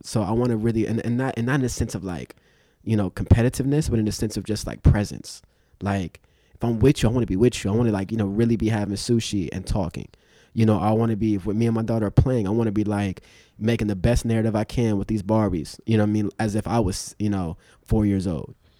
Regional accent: Los Angeles, California, United States; also born or lived in Inglewood / Compton; I grew up in Inglewood and South Central and Compton

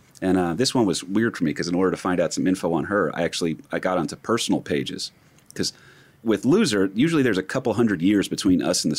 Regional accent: New Jersey, United States; I grew up in North Jersey.

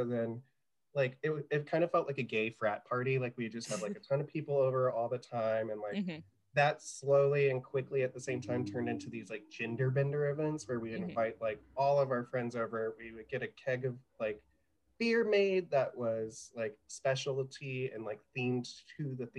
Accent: South Carolina, United States; also born or lived in Winchester, Virginia; so I'm from South Carolina originally, but like I said, I was moving up and down the East Coast.

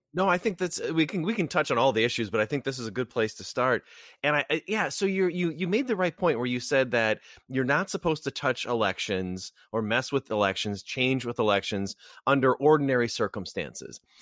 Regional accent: Wisconsin, United States; my home state of Wisconsin

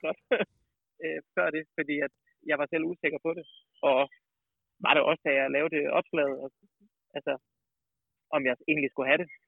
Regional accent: Kolding, Southern Denmark, Denmark; also born or lived in Odense; now in Snoldelev, Denmark; som sønderjyde

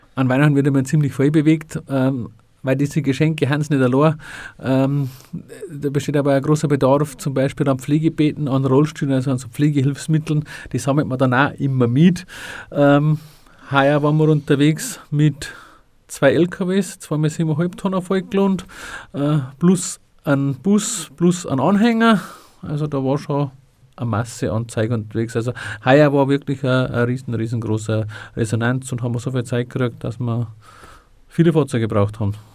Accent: Freyung, Bavaria, Germany; in der Kreisgliederung Freiung, wo ich ursprünglich eigentlich herkäme

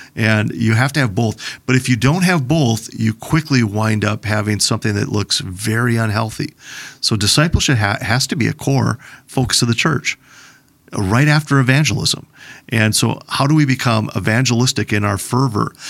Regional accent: Plymouth, Minnesota, United States; I grew up in Plymouth, Minnesota

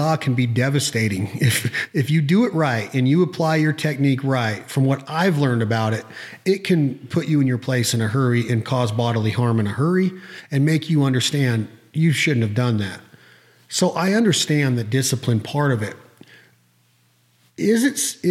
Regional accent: Reno, Nevada, United States; I grew up in Reno

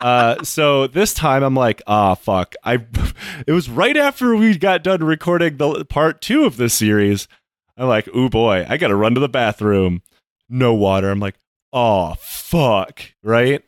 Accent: United States; I'm American

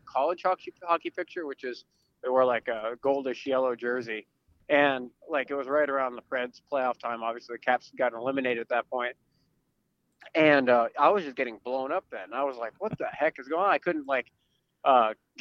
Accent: Washington, District of Columbia, United States; also born or lived in California; I was born in California, but moved out to DC when I was like 3 or 4 years old. So most of my memory is in the DC area, and grew up

